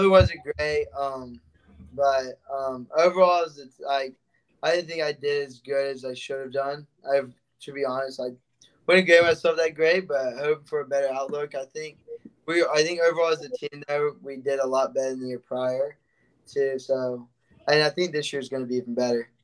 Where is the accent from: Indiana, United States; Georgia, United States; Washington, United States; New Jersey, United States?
Georgia, United States; Brunswick; moved away as an adult; now in Miami, United States; I grew up in Brunswick, Georgia, and so Jacksonville is about 45 minutes from me.